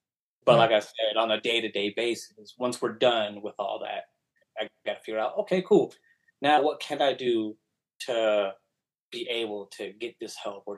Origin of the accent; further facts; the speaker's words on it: United States; also born or lived in Mexico; since I grew up here in the States, that's kind of like all I know.